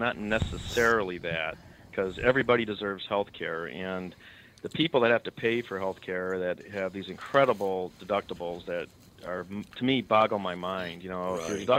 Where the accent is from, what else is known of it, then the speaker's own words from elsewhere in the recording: Chicago, Illinois, United States; I'm from Chicago. There's a thing called a blanket party in Chicago where you don't like someone, you throw a blanket over them, everybody hits them with sticks and stuff.